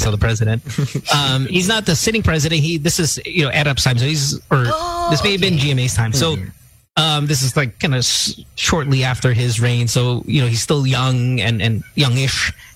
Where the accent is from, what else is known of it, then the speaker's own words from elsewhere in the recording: Central Luzon, Philippines; I'm from Bulacan.